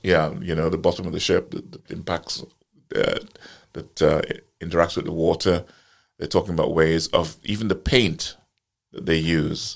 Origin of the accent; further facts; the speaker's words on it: Guyana; moved away; also born or lived in Trinidad; I was born in Guyana and, uh, but I have an apartment in Trinidad.